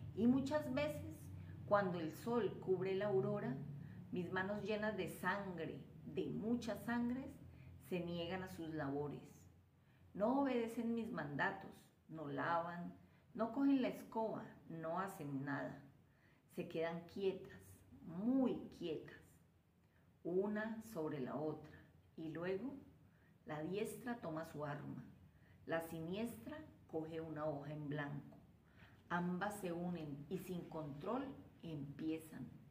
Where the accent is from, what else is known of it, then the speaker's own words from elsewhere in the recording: Cali, Valle del Cauca, Colombia; soy una escritora caleña en ciernes